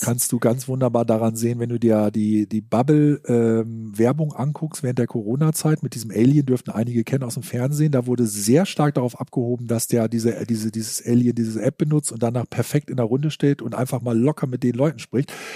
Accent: Germany; Als Deutscher

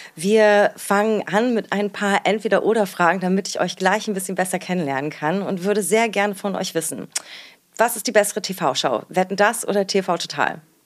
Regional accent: Berlin, Germany; meiner Heimat und unserer schönen Hauptstadt Berlin

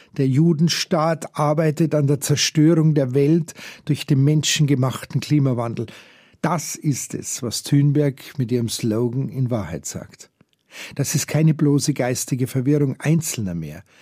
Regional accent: Germany; bei uns hier in Deutschland

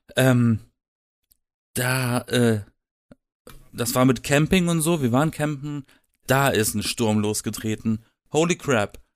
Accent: Black Forest, Baden-Württemberg, Germany; Ich komme aus dem Schwarzwald. Ja. Ich war umgeben von Wald. Also ich habe theoretisch im Wald gelebt.

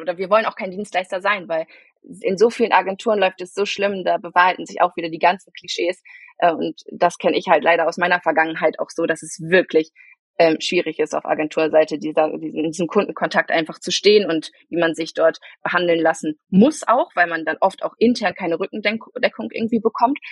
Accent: Bielefeld, North Rhine-Westphalia, Germany; also born or lived in Münster; aufgewachsen bin ich in Bielefeld äh, und geboren tatsächlich in Münster

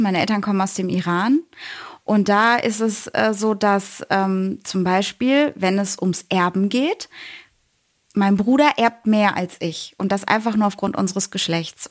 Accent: Bochum, North Rhine-Westphalia, Germany; moved away as an adult; now in Cologne, Germany; Ich bin äh, gerade in Köln. Ursprünglich bin ich aus dem Ruhrgebiet, aus Bochum

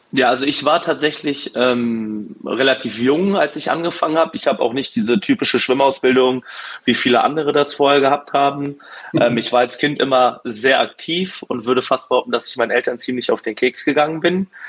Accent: Berlin, Germany; moved away as an adult; now in Duisburg, Germany; bin geboren in Berlin, aufgewachsen, bin mit 22 Jahren nach Duisburg gezogen und lebe jetzt mittlerweile zehn Jahre hier

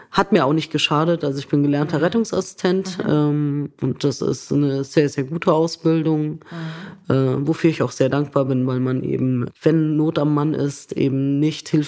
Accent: Lower Saxony, Germany; born there; Also ich bin gebürtige Niedersächsin

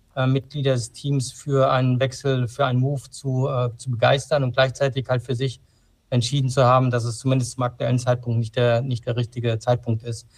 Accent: Frankfurt, Hesse, Germany; also born or lived in Darmstadt; ich bin in Frankfurt aufgewachsen

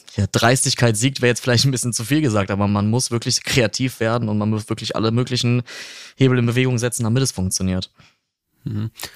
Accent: near Cologne-Bonn, North Rhine-Westphalia, Germany; ich komme ähm, nicht aus Franken, ich komme aus der Nähe äh, von Köln-Bonn, ja, so ein bisschen aus dem Speckgürtel

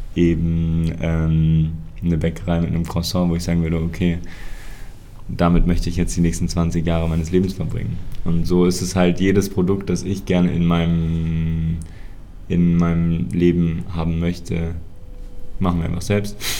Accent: Mainz, Rhineland-Palatinate, Germany; ich bin hier auf dem Hof groß geworden.

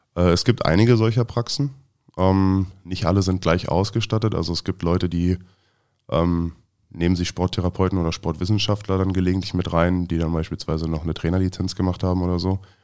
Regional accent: Neuenhagen, Brandenburg, Germany; born or raised there; also born or lived in Frankfurt am Main, Hesse / Großziethen, Brandenburg / Berlin (Schöneberg); now in Potsdam, Germany

